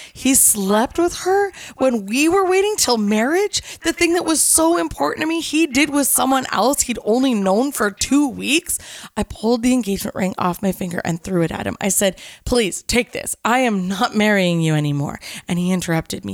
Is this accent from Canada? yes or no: yes; Canada; I was from Canada, I spoke French and English